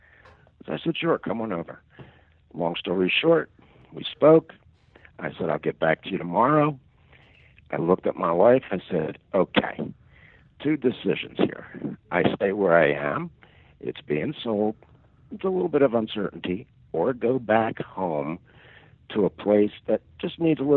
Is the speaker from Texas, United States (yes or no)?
no; Philadelphia, Pennsylvania, United States; also born or lived in Collegeville, Pennsylvania; I grew up in Northeast Philadelphia. I've lived in Collegeville, Pennsylvania for over 40 years.